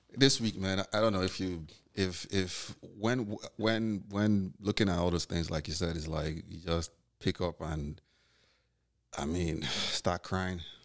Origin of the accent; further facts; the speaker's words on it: Nigeria; now in New York, United States; being Nigerian and living out here